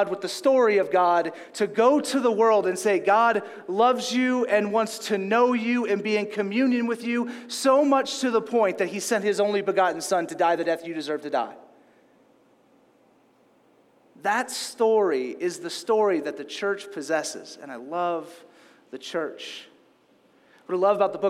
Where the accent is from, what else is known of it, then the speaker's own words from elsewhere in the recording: Louisiana, United States; moved away; also born or lived in California; I grew up in Louisiana